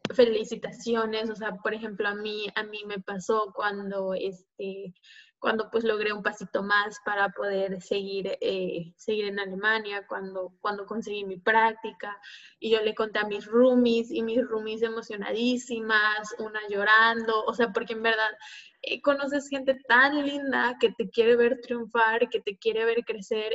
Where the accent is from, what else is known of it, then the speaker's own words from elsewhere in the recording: Mexico; moved away; somos tantos mexicanos